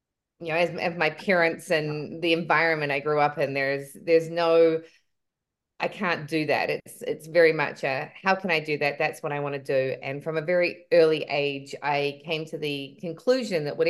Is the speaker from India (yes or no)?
no; New Zealand; moved away as an adult; also born or lived in British Columbia, Canada / Baja California Sur, Mexico; now in Canada; I'm originally from New Zealand. We moved to Canada, British Columbia, when I was 25.